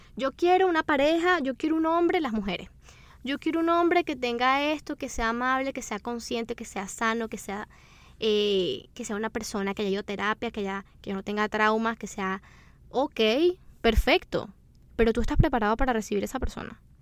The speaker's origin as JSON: {"language": "Spanish", "country": "Venezuela", "said": "nosotros somos de Venezuela y en Venezuela se acostumbra, eso es una tradición muy bonita que tenemos"}